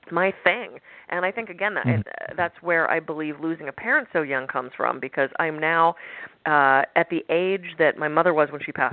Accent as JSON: {"language": "English", "town": "Pittsburgh", "region": "Pennsylvania", "country": "United States", "tie": "born or raised there", "said": "I was born in Pittsburgh, go Steelers"}